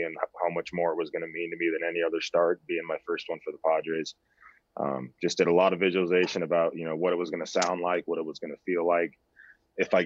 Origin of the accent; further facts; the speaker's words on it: San Diego, California, United States; back to my hometown